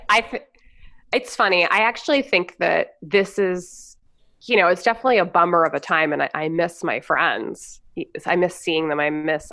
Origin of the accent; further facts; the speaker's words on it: Los Angeles, California, United States; moved away as an adult; also born or lived in New York / Western Montana; I grew up in L.A.